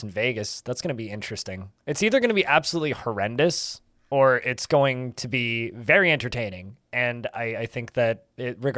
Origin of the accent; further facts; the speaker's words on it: Canada; I'm Canadian, uh, not American.